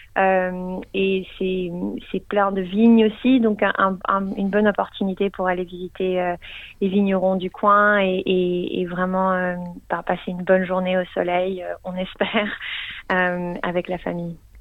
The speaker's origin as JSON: {"language": "French", "region": "Geneva", "country": "Switzerland", "moved": "yes", "lives_now": "Melbourne, Australia", "said": "je viens de Genève, donc je parle français."}